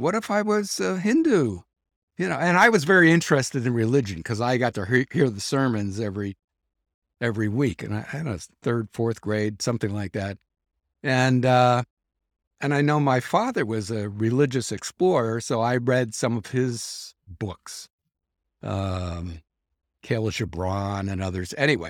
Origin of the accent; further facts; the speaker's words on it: Canada; I said, well, I'm Canadian, so I shouldn't have to salute the flag.